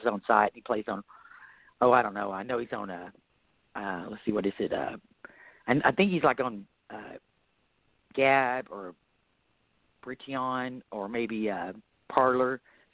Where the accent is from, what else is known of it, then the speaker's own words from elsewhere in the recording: Texas, United States; we're from Texas